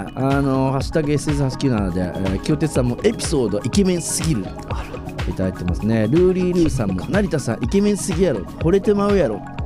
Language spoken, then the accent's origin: Japanese; Aichi, Japan; 僕もですね、同郷なんですが、愛知県出身